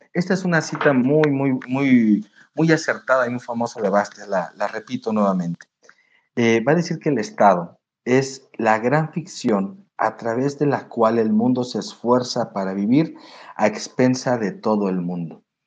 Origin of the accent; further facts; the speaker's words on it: Mexico; Nosotros en México